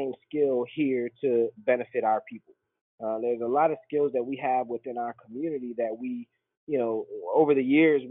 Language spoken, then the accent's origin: English; United States; moved away as an adult; I'm an American